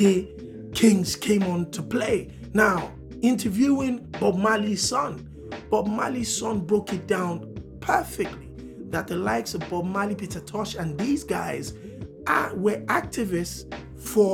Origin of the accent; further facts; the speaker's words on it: Nigeria; as a Nigerian